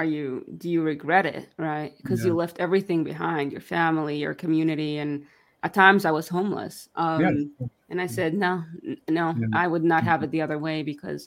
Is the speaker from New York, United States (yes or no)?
yes; New York, United States; first language Yiddish; English is a second language; also born or lived in Israel; I grew up in New York.